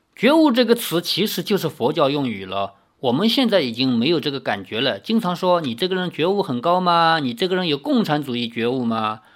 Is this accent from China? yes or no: yes; China; 我们中国还有土生土长的道教